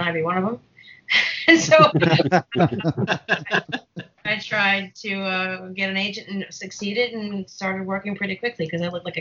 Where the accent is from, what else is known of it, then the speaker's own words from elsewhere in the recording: Boston, Massachusetts, United States; moved away; I grew up in Boston. I'm from Boston